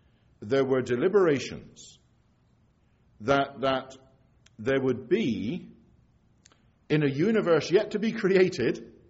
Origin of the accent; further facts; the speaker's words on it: England, United Kingdom; now in Scotland, United Kingdom; I'm English, but I live in Scotland, have done for a lot of years now.